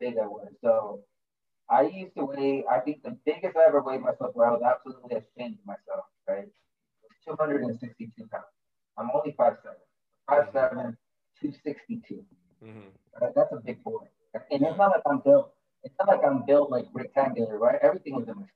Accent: Sunnyside, United States; moved away; I haven't lived in Sunnyside for 15 years now

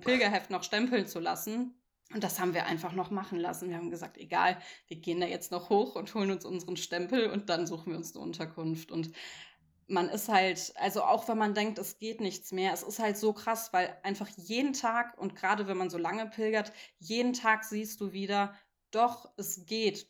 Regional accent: Cologne, North Rhine-Westphalia, Germany; ich komme ja eigentlich aus Köln, wo einfach immer ein Bus fährt

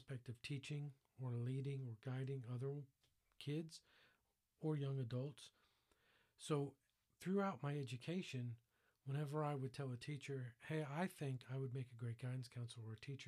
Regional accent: Fort Lauderdale, Florida, United States; I grew up in Fort Lauderdale, Florida, in an all-Jewish family

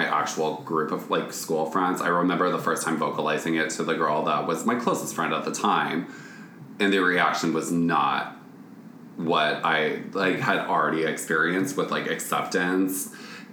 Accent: Grand Island, Nebraska, United States; moved away; Growing up in Grand Island, Nebraska

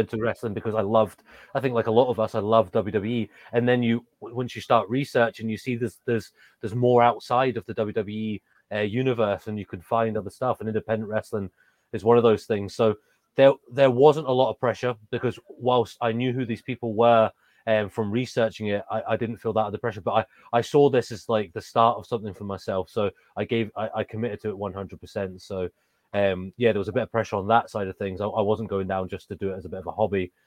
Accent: England, United Kingdom; accent: English; moved away; also born or lived in Scotland; I've got an English accent. I grew up in England, um, but I was living in Scotland when I started my wrestling journey

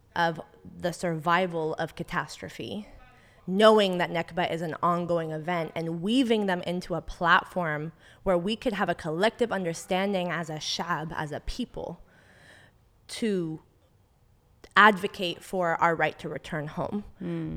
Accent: the Bay Area, California, United States; I'm really proud of being from the Bay. I'm born and raised here

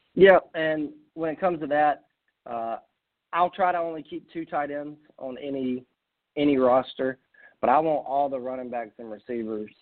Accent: South Carolina, United States; I'm from South Carolina

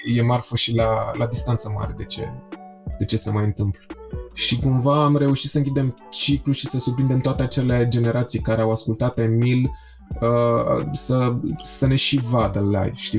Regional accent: Romania; faptul că sunt român.

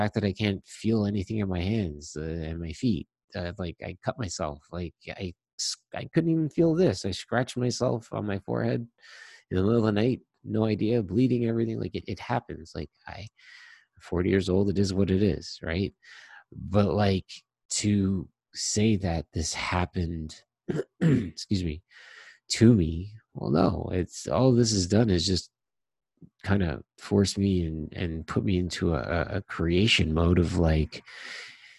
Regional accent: Toronto, Ontario, Canada; also born or lived in Trinidad (ancestry); I was born in Toronto

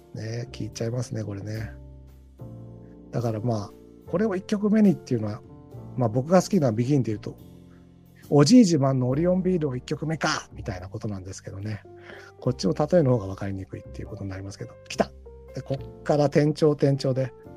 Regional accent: Tokyo, Japan; also born or lived in Hiroshima / Tottori; ちょっと広島行ったり鳥取を行ったりはしましたけど基本的には東京生まれ東京育ち

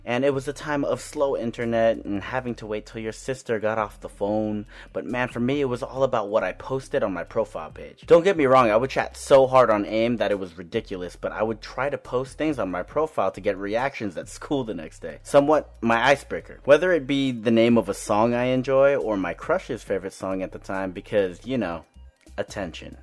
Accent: Orange County, California, United States; I grew up in Orange County with a predominantly white surrounding

